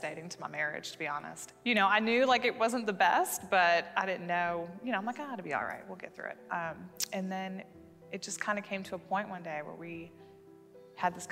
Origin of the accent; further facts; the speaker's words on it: Michigan, United States; moved away as an adult; now in Knoxville, United States; I'm from Michigan